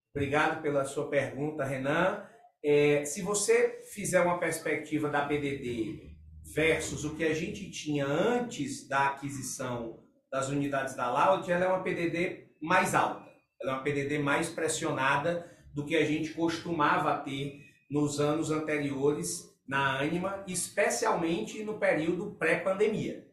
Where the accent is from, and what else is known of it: Brazil